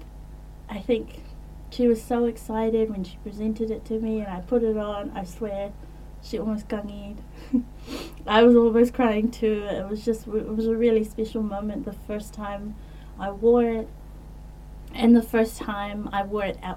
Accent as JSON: {"language": "English", "region": "Auckland", "country": "New Zealand", "tie": "born or raised there", "also_born_or_lived": "Wellington, New Zealand", "said": "Growing up in West Auckland, in Manui and in Massey, I was always surrounded by my Samoan Ainga"}